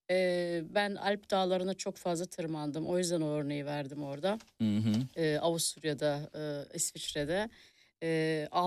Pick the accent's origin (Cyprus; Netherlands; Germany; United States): Germany; also born or lived in a village in Turkey; ben iyi ki Almanya'da